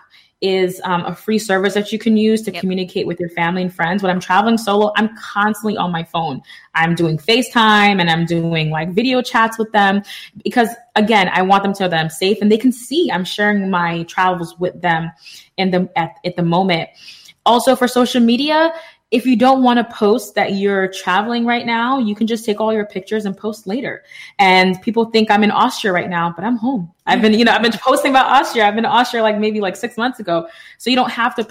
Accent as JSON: {"language": "English", "town": "New York City", "region": "New York", "country": "United States", "said": "I'm from the Bronx"}